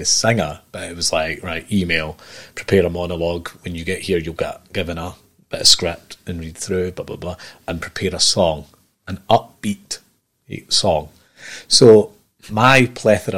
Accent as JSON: {"language": "English", "town": "Edinburgh", "region": "Scotland", "country": "United Kingdom", "tie": "born or raised there", "also_born_or_lived": "Aberdeen / Erskine", "said": "I grew up there from the age of like 10 to mid-20s"}